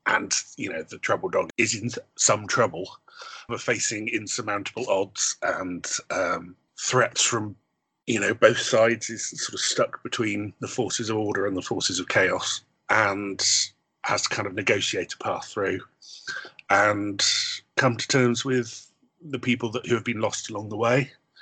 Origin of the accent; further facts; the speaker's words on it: Bristol, South West England, United Kingdom; also born or lived in Pontypridd; I originally come from Bristol, but my father was Welsh.